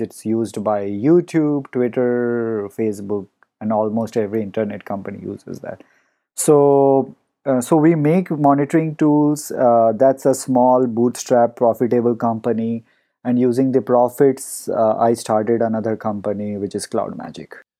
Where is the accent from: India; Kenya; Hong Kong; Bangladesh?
India; moved away as an adult; now in Palo Alto, United States; I grew up in India and, um, you know, spent the first few years of my life before moving here.